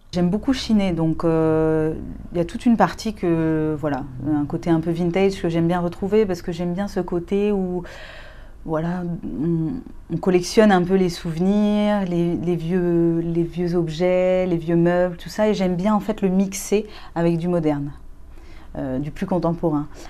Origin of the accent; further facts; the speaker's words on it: Rennes, Brittany, France; moved away as an adult; also born or lived in Barcelona; je suis partie, j'avais 21 ans de Rennes